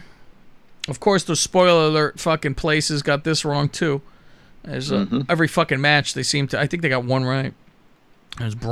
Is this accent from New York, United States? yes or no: no; San Jose, California, United States; I'm from San Jose